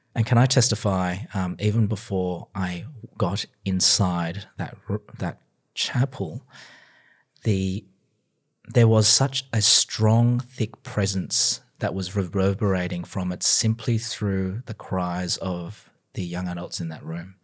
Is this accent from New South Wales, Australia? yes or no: yes; Sydney, New South Wales, Australia; moved away as an adult; also born or lived in Canberra, Australia / Melbourne, Australia; now in United States; I was born and bred in Sydney, Australia, so again, very proud of my home city